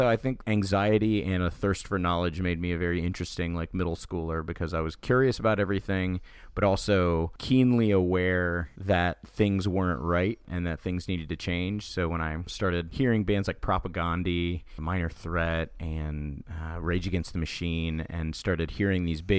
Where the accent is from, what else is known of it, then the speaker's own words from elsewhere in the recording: Daytona Beach, Florida, United States; I grew up in Daytona Beach, Florida, which is a very interesting place to grow up